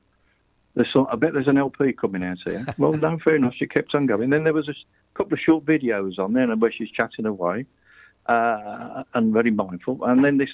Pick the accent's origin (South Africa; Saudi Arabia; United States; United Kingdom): United Kingdom; I'm not English. I'm British.